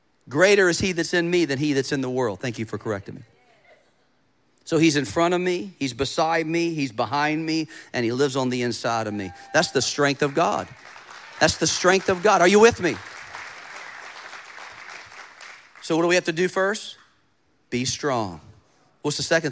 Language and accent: English; United States; As an American